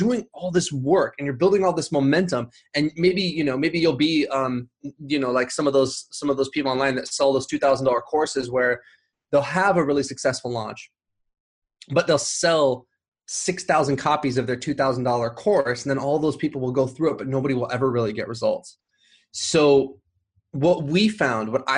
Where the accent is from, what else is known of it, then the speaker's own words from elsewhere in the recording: Huntington Beach, California, United States; also born or lived in Los Angeles; I'm from Huntington Beach